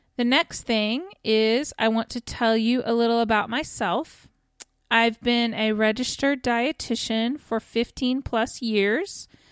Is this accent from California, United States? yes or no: no; Kansas, United States; also born or lived in Texas; now in Oklahoma, United States; I'm originally from Kansas, and I currently live in Oklahoma with my family.